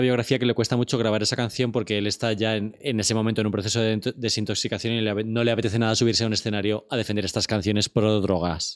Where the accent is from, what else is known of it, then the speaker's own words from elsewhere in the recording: Torrejón de Ardoz, Community of Madrid, Spain; Yo soy de Torrejón, o sea, estamos en la misma carretera de Barcelona.